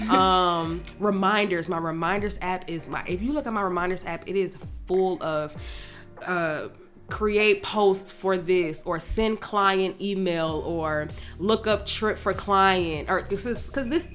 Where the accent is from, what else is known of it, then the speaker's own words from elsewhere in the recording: Atlanta, Georgia, United States; most of my clientele is from Atlanta and I'm from Atlanta